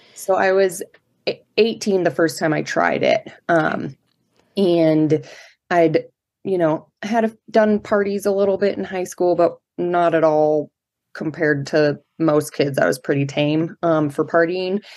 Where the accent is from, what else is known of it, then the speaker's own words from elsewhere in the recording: Colorado Springs, Colorado, United States; I grew up in Colorado Springs, which is where I still live now. Um, I'm a native